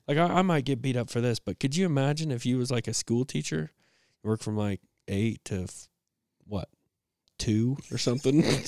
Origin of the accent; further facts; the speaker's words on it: Fayette, United States; moved away; growing up in Fayette